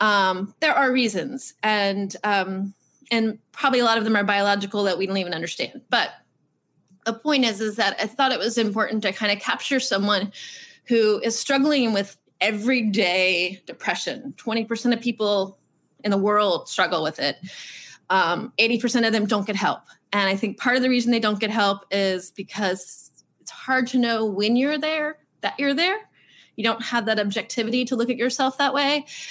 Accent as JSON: {"language": "English", "town": "Virginia Beach", "region": "Virginia", "country": "United States", "tie": "born or raised there", "said": "I grew up in Virginia Beach, which is a naval town."}